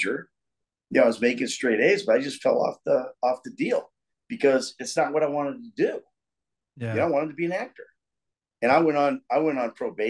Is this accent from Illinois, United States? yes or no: yes; Danville, Illinois, United States; also born or lived in New York; now in Atlanta, United States; my hometown, Danville, Illinois